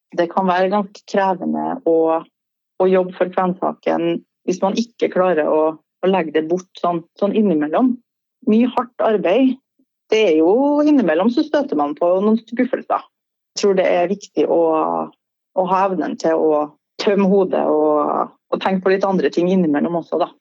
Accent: Trondheim, Trøndelag, Norway; accent: Trøndersk; Da var jeg flytta tilbake til, til Trondheim, da, der jeg vokste opp

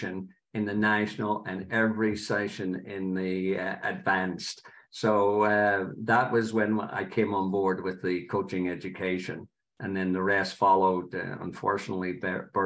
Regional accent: Belfast, Northern Ireland, United Kingdom; moved away as an adult; also born or lived in Pennsylvania; now in United States; I was born in Belfast, Northern Ireland, and played over there

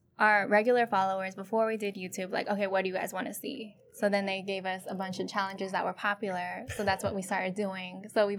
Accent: Bay Area, California, United States; also born or lived in Philippines; I'm from the Bay Area, California. Born and raised between there and the Philippines.

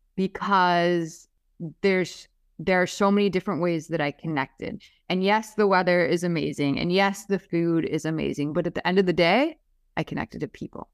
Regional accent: Minnesota, United States; moved away as an adult; now in Miami, United States; I'm from Minnesota, right? And I came to Miami for a bunch of reasons

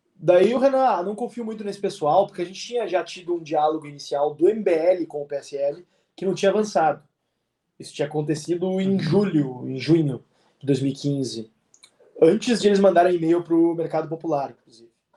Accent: Rio Grande do Sul, Brazil; also born or lived in Porto Alegre; como bom gaúcho

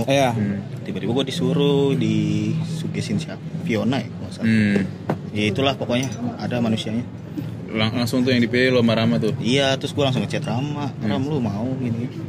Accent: Jakarta, Indonesia; kagak gue Betawi pure masalahnya oh iya

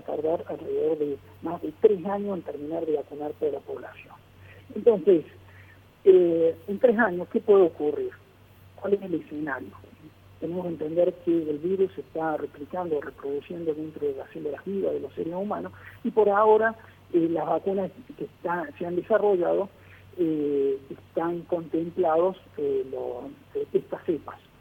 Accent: Argentina; en mi país, la Argentina

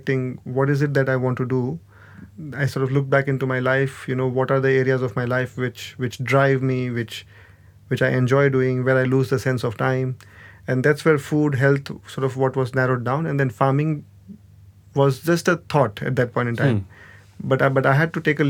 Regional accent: Gujarat, India; I grew up in Gujarat

